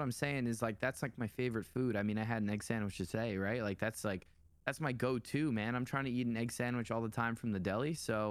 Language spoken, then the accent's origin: English; New York, United States; we're both tri-state area boys. You know, I'm a New Yorker. I was born here.